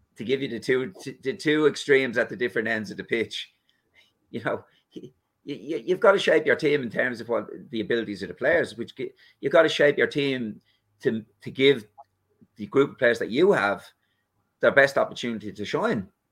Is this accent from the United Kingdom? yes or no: no; Ireland; We're Irish